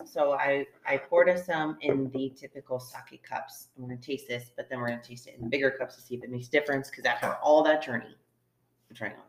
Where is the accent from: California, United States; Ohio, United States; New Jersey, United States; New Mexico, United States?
Ohio, United States; now in Austin, United States; I'm from Ohio.